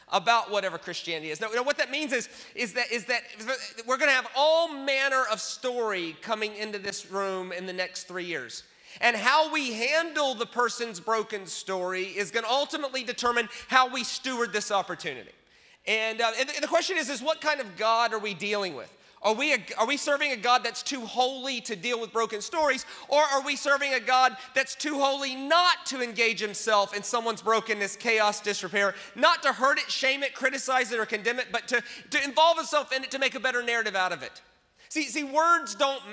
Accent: United States; I'm American

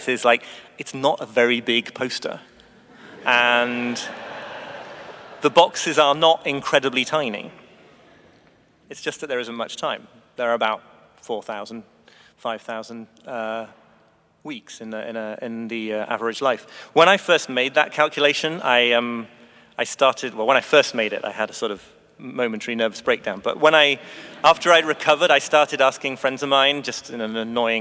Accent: the north of Britain, the north of England, United Kingdom; I'm British too. And moreover, from a part of Britain in the north where you really do have to learn to find pleasure in a walk on a windy hillside

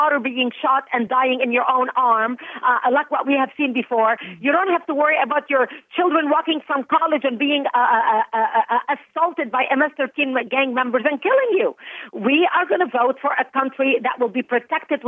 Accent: Lebanon; first language Arabic; English is a second language; now in United States; I was born and raised in Lebanon

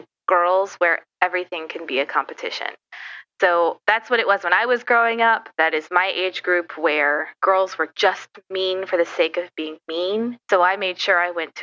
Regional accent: New Orleans, Louisiana, United States; moved away; Born and raised in New Orleans

